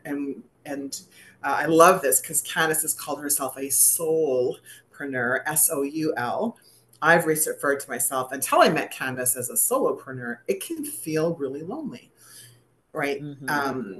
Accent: Canada; I was known as the Canadian girl who had never done any yoga in her life.

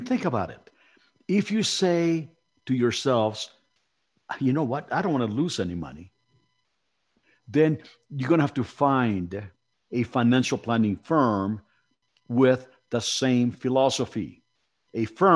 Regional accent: Mexico City, Mexico; moved away; I came from Mexico City and I came from very humble economic beginnings

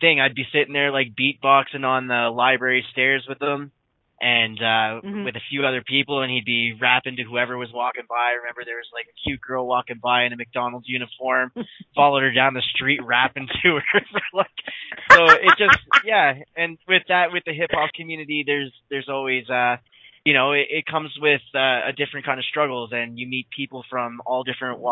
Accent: Dartmouth, Nova Scotia, Canada; back home in Dartmouth.

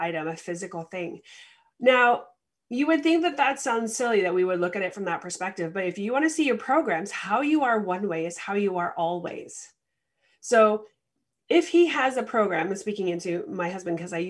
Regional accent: Canada; the experience I have as a Canadian

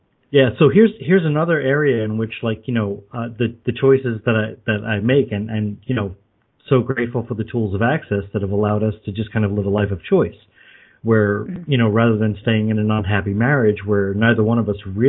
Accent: Long Island, New York, United States; also born or lived in Brooklyn, New York; I was born in Brooklyn, raised on Long Island.

